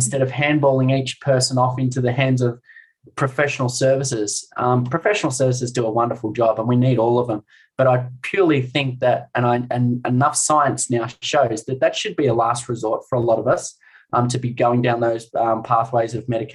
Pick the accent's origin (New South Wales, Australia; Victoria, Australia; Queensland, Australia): Victoria, Australia; Warragul; I grew up in Warragul, you know, a bubbly, smart-ass, cocky, energetic little 12-year-old kid